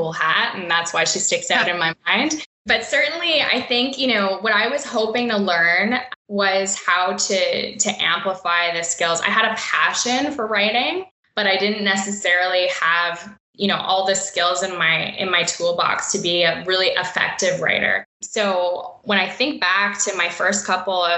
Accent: Ottawa, Ontario, Canada; I had grown up in Ottawa, you know, and it's my hometown. I've been here my whole life

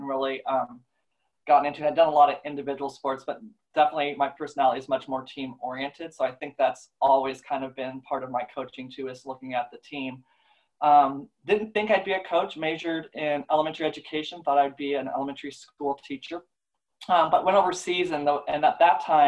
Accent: Alaska, United States; moved away; also born or lived in Oregon; I grew up in Alaska

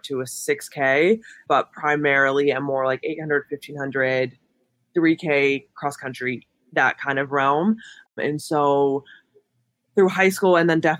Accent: Homer City, Pennsylvania, United States; I'm from Homer City, as you mentioned, which is a super small town outside of Pittsburgh

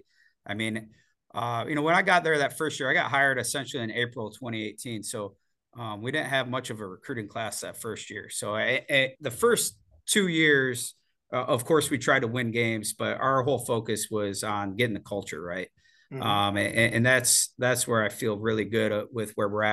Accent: Michigan, United States; also born or lived in Florida; now in Ohio, United States; I'm from Michigan

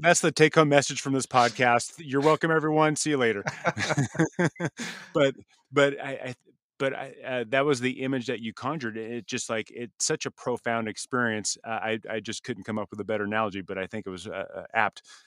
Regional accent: Southern California, United States; I grew up in the Southern California beach

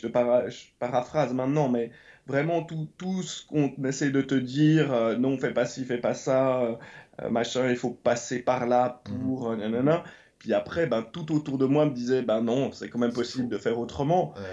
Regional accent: Lausanne, Vaud, Switzerland; moved away as an adult; also born or lived in London; now in Los Angeles, United States; j'ai grandi à Lausanne et autour de Lausanne comme enfant, donc dans les années 80.

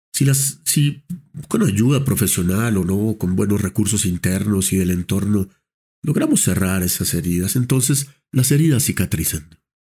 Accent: Colombia; como colombianos, lo cual nos compromete también como profesionales de salud mental colombianos

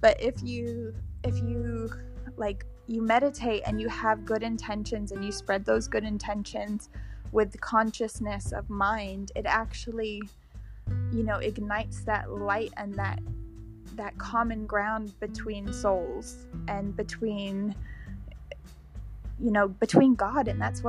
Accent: England, United Kingdom; But I'm English, so I say food.

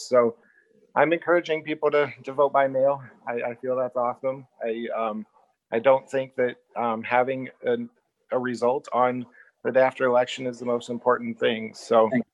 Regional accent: Illinois, United States; also born or lived in Iowa / South Dakota; now in Richland, United States; I was born and raised in Illinois

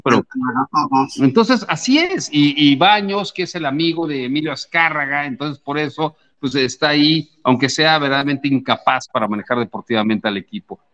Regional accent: Mexico City, Mexico; yo soy de la Ciudad de México, yo siempre he sido seguidor de América

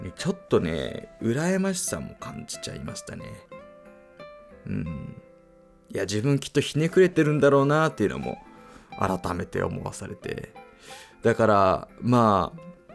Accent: United States; moved away; 僕アメリカ育ちなんですけど

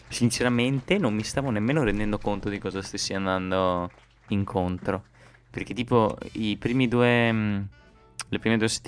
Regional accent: Veneto, Italy; io, io, e Lorenzo siamo del Veneto

